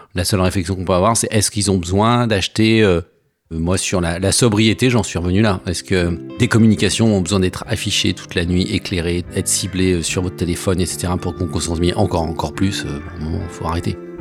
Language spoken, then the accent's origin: French; Savoie, Auvergne-Rhône-Alpes, France; now in Paris, France; je viens de Savoie, j'habite à Paris depuis